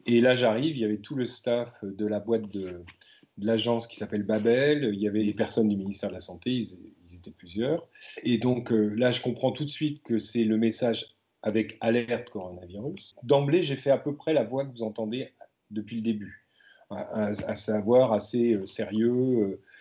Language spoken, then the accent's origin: French; Brittany, France; je suis né, je suis né en Bretagne